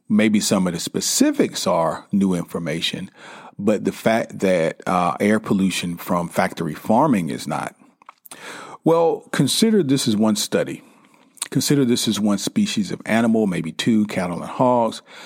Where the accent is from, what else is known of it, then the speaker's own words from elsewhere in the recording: South Carolina, United States; I grew up in South Carolina